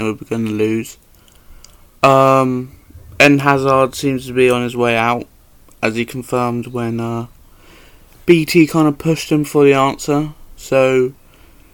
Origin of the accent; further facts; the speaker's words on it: United Kingdom; I'm not Cockney, yep. I'm Southerner